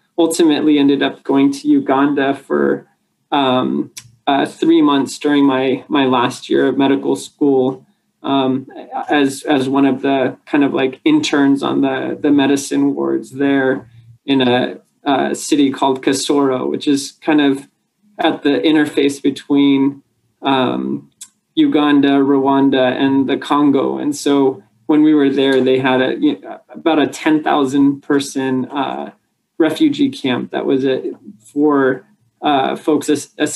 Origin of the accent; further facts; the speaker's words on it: Arcadia, California, United States; also born or lived in San Diego; I grew up in Arcadia. It's a kind of suburb of Los Angeles